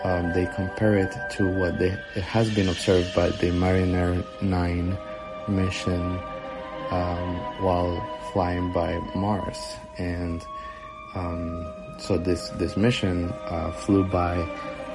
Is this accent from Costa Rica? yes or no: yes; Costa Rica; now in Nashville, United States; I'm originally from Costa Rica, but currently I'm in the United States.